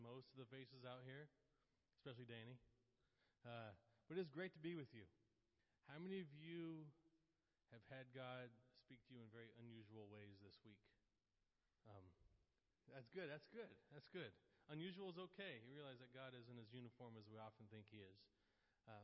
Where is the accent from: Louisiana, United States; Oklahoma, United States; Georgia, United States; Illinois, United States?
Oklahoma, United States; moved away as an adult; now in Port Orange, United States; I'm from Oklahoma.